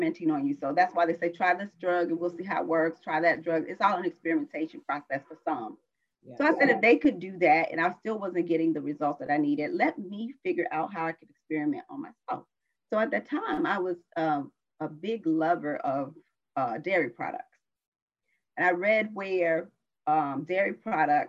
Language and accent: English; South Carolina, United States; moved away as an adult; also born or lived in Washington, District of Columbia, United States; I was born in South Carolina.